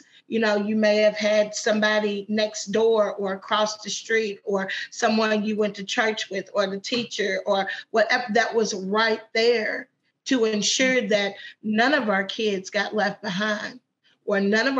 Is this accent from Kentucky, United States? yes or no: yes; Madisonville, Kentucky, United States; also born or lived in Paducah / Owensboro / Louisville; So I'm from Madisonville, but then we lived in Paducah, then we lived in Owensboro, then we lived in Louisville.